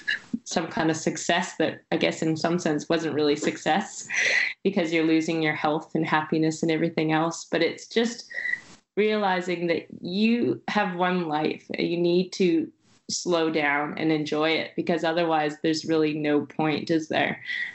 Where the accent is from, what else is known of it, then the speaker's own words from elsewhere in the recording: France; now in Shanghai, China; I'm from France, but you know, Shanghai.